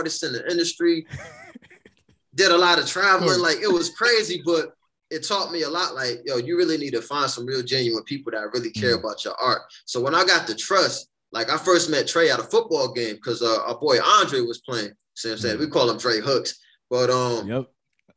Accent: New Haven, Connecticut, United States; growing up in New Haven

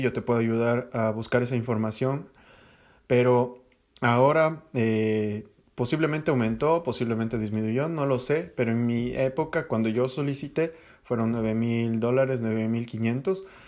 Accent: Ecuador; moved away; tenía en Ecuador

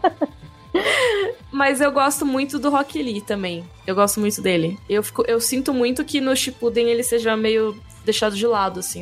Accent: São Paulo, Brazil; Eu cresci em São Paulo

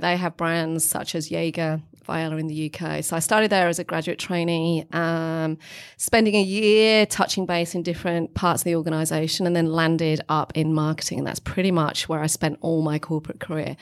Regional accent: England, United Kingdom; moved away as an adult; also born or lived in Melbourne, Australia; now in Australia; as all English

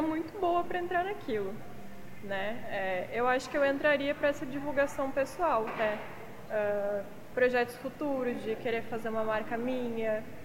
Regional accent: Palotina, Paraná, Brazil; moved away as an adult; also born or lived in Umuarama, Paraná / Blumenau, Santa Catarina; now in Itapema, Brazil; sou paranaense eu nasci, mas só fui nascer em Umuarama, então sou umuaramense, mas é, vivi mesmo em Palotina, que é uma cidade bem pequenininha, oeste do Paraná.

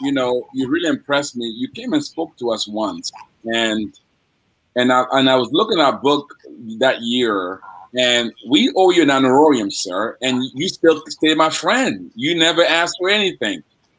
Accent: Washington, District of Columbia, United States; I grew up in Washington, D.C.

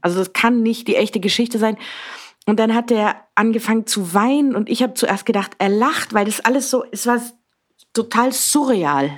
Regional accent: Southern Germany, Germany; moved away as an adult; also born or lived in Berlin, Germany; now in Vienna, Austria; ich gehe wieder näher zu meiner Familie nach Süddeutschland

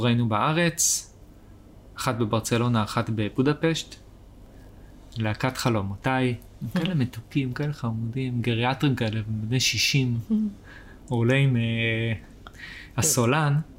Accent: Israel; נולדתי פה, אז נולדתי פה

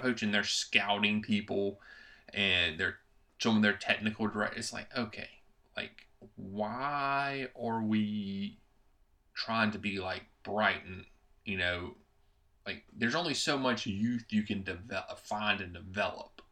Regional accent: United States; I'm an American

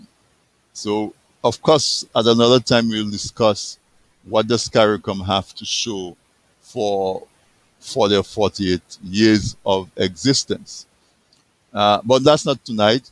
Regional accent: Dominica; I was born in Dominica

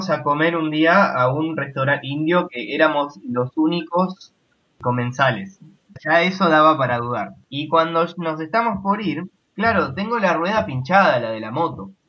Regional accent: Argentina

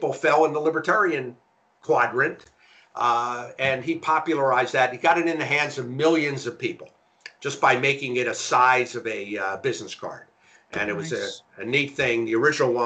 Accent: Philadelphia, Pennsylvania, United States; I grew up in Philadelphia

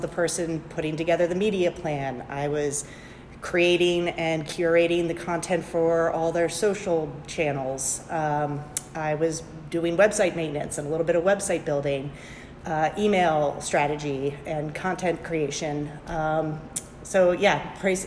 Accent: Alexandria, Virginia, United States; I was born and raised in Alexandria, Virginia

